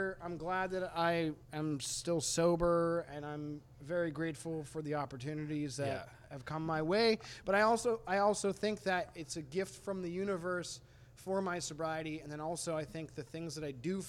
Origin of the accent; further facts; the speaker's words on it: New England, United States; I talk about the fact that I am from New England, but I'm not necessarily a New England stereotype, and I like talking about being from this part of the country.